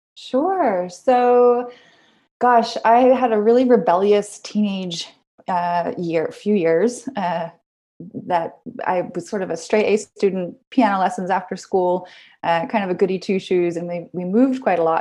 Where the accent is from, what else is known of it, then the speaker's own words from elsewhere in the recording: Vancouver, British Columbia, Canada; I moved out fairly young, downtown Vancouver, BC. I'm Canadian, so I grew up there.